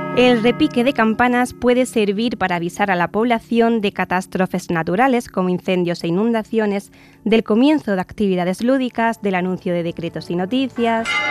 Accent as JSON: {"language": "Spanish", "town": "Córdoba", "region": "Andalusia", "country": "Spain", "tie": "born or raised there", "moved": "yes", "said": "Yo vivía de pequeña en una plaza en Córdoba frente a una iglesia"}